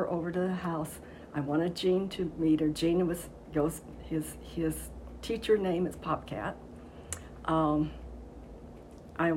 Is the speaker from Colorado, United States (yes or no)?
yes; Longmont, Colorado, United States; I grew up in Longmont. I started fourth grade in Longmont, so I've been around here a long time